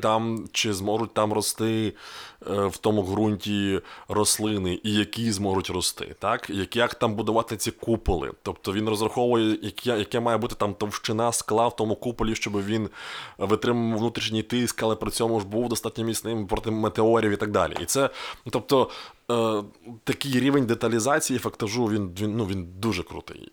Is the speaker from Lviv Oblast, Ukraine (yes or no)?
no; Rivne, Rivne Oblast, Ukraine; в моєму рідному місті